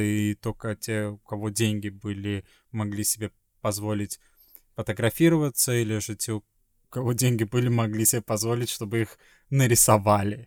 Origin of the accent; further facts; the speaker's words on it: Sweden; moved away; из Швеции